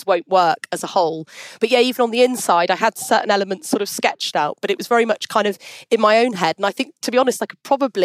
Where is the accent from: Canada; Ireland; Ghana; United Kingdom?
United Kingdom; also born or lived in Switzerland; as a Brit